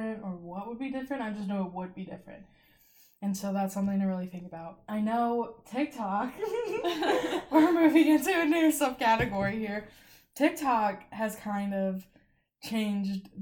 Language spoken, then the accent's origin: English; St. Louis, Missouri, United States; I'm from St. Louis